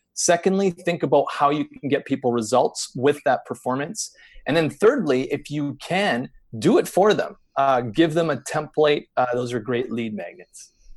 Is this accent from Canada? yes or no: yes; Canada; we're u, u, used to dealing with the intensity of the winter here